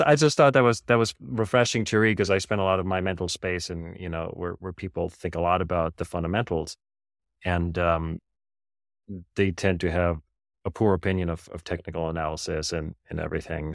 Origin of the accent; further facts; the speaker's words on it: Germany; now in United States; I grew up in Germany